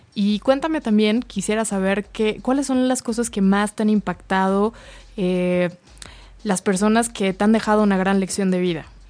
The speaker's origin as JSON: {"language": "Spanish", "country": "Mexico", "said": "como mexicanos"}